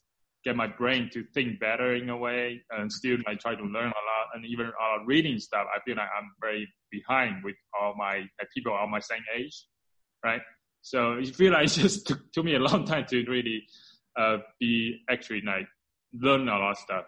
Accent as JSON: {"language": "English", "country": "China", "tie": "born or raised there", "moved": "yes", "said": "I grew up in China."}